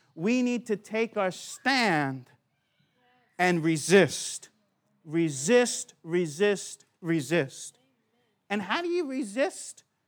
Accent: United States; now in Australia; I'm from America

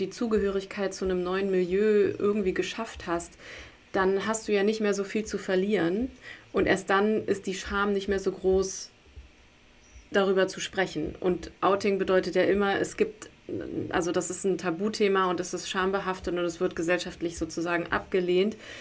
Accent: Berlin, Germany; ich bin in Berlin groß geworden

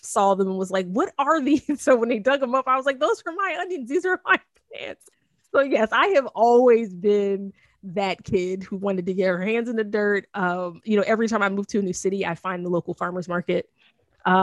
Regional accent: New Jersey, United States; I grew up in South Jersey, so that's nothing, almost all farm

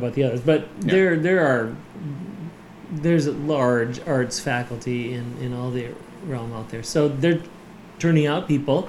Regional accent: Minnesota, United States; moved away as an adult; now in Orlando, United States; I came from Minnesota.

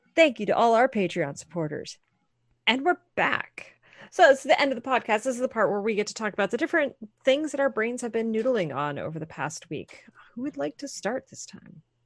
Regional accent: Maine, United States; now in North Carolina, United States; I grew up in Maine

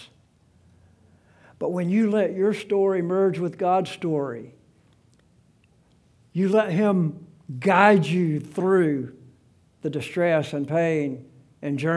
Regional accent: South Alabama, United States; moved away as an adult; also born or lived in South Carolina; I was born in South Alabama, 5'9" tall, weighed 135 pounds when I graduated from high school.

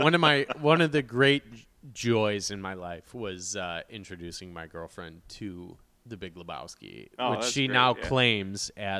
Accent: Midwest, United States; growing up in the Midwest

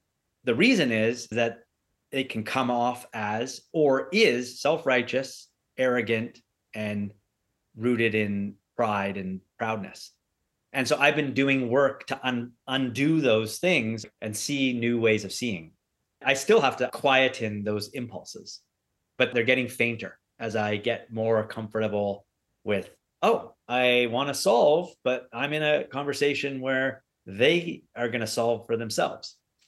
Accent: Canada; born there; I am a British-Canadian entrepreneur, or I could say Canadian-British entrepreneur, because I was born in Canada.

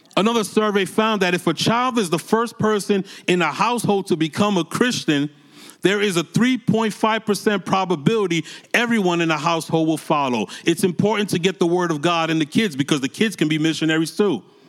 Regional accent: New York City, New York, United States; moved away as an adult; also born or lived in Massachusetts; I'm born and raised in New York City

